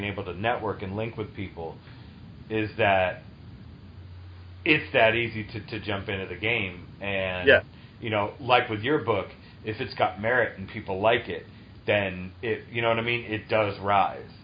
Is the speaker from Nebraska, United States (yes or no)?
no; Taunton, Massachusetts, United States; moved away; I grew up in um in Taunton.